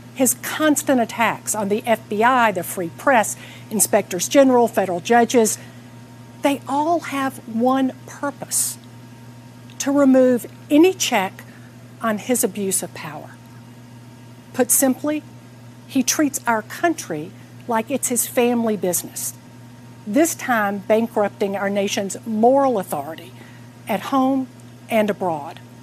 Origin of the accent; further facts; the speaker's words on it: Atlanta, Georgia, United States; I'm here in my hometown of Atlanta